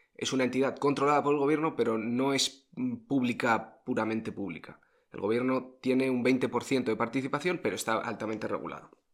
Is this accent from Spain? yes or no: yes; Spain; los españoles